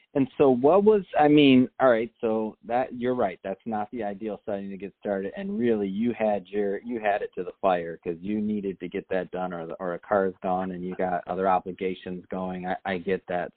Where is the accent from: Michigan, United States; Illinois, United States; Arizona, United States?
Michigan, United States; Detroit; moved away; Detroit, Michigan, uh, my hometown